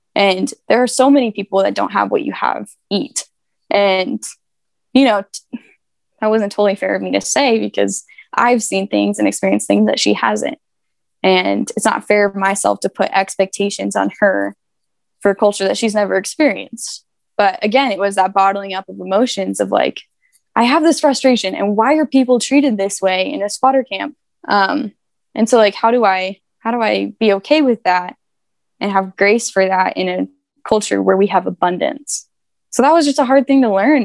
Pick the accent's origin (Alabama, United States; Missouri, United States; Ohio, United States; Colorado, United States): Colorado, United States; Denver; I'm from Denver